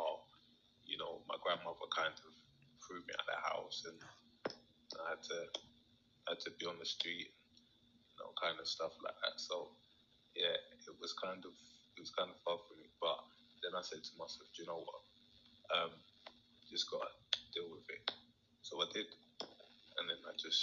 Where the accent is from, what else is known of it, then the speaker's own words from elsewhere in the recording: London, United Kingdom; also born or lived in Hackney, East London; I got raised by a Black family in the south east of London, just outside London, called Bromley. And I stayed there until I was like 11